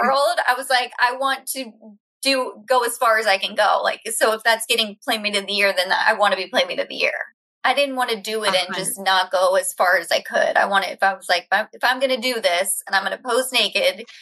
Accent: Florida, United States; moved away; also born or lived in London; I'm from Florida

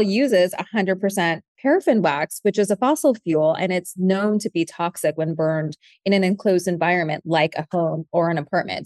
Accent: San Francisco, California, United States; my mom was a candle maker when I was growing up in San Francisco

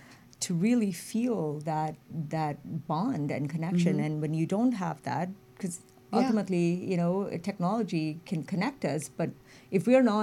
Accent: India; moved away as an adult; now in United States; I was born and raised in India.

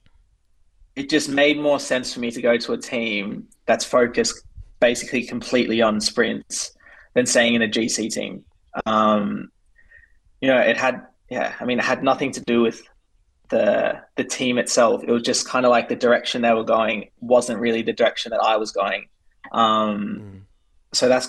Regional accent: Australia; we're both Australian.

